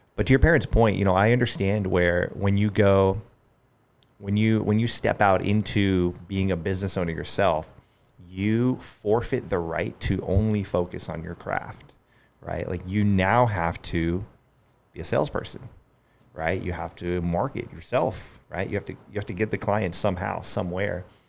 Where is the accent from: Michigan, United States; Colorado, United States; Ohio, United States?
Colorado, United States; Colorado Springs; moved away as an adult; also born or lived in Denver, Colorado / Littleton, Colorado; now in Charleston, United States; I grew up in Colorado Springs and then moved to Denver